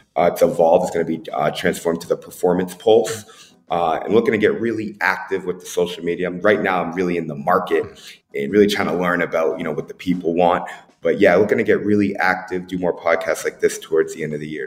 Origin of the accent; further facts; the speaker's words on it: Boston, Massachusetts, United States; also born or lived in Tampa Bay; now in Las Vegas, United States; growing up in Boston